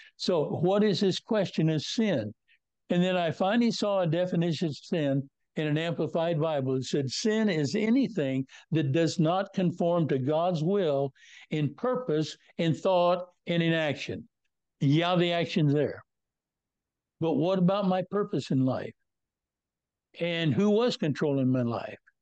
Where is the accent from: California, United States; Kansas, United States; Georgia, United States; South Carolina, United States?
Kansas, United States; Northwest; I was born and raised in Northwest Kansas in a very strong Christian environment.